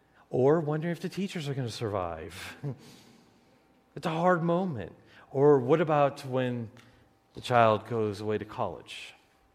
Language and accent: English; Detroit, Michigan, United States; moved away as an adult; now in Wisconsin, United States; I was going back to Detroit for Thanksgiving break